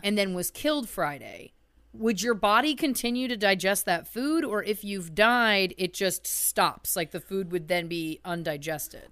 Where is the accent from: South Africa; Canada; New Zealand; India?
Canada; we're Canadian.